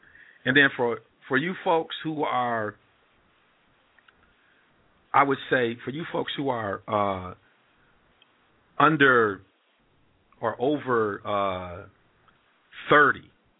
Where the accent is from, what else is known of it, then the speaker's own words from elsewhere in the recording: Ann Arbor, Michigan, United States; I'm from Ann Arbor. I always say that. Ann Arbor, Detroit's different. But I'm from Southeast. We used to be 313. They changed it to 734.